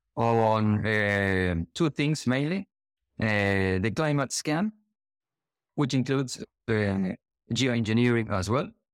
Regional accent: Argentina; now in Gran Canaria, Spain; I'm from Argentina, living in Gran Canaria, Spain

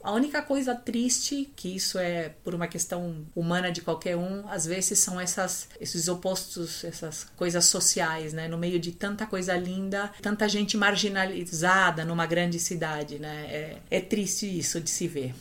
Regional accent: Chile; also born or lived in Brazil; now in São Paulo, Brazil; Eu tenho saudades da minha terra

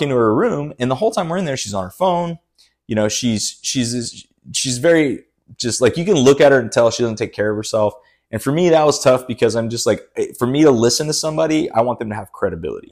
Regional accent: Brazil; moved away; I'm always from Brazil

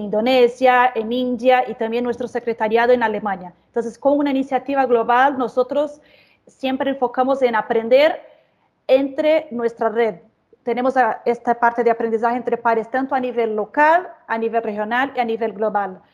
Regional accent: Brazil; Spanish is a second language; soy brasileña, así que les pido disculpas por cualquier portuñol que me salga

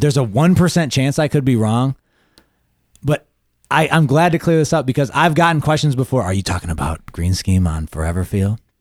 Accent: Michigan, United States; we're from Michigan

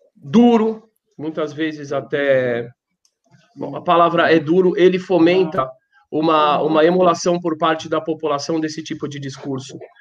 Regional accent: Brazil; eu faço parte do Brasil, eu sou brasileiro

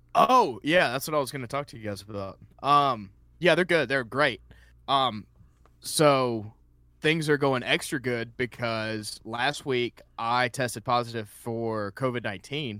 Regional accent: Columbus, Georgia, United States; moved away as an adult; I came down here in 2012. I'm originally from Columbus, Georgia

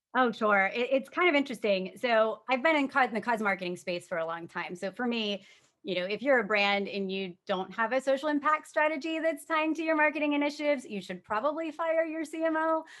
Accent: Tampa, Florida, United States; moved away as an adult; now in Washington, D.C., United States; born and raised in Tampa

